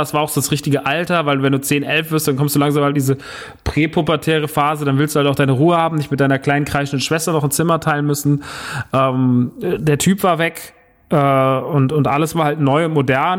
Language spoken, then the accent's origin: German; Rodgau, Hesse, Germany; also born or lived in Heusenstamm; Ich bin umgezogen mit elf. Das erste Mal. Wir hatten damals eine Wohnung in Rottgau, äh, Jügesheim